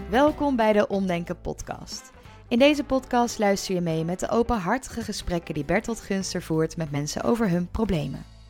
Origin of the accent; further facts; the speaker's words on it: Amsterdam, North Holland, Netherlands; ik ben 32 jaar uit Amsterdam